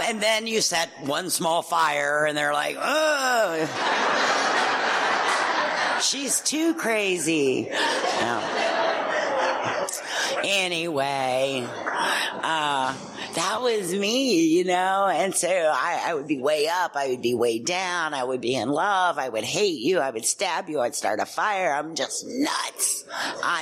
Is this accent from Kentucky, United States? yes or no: yes; Louisville, Kentucky, United States; I'm from Kentucky.